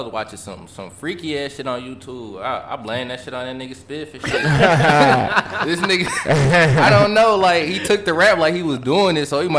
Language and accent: English; Mount Clemens, Michigan, United States; I'm from Mount Clemens.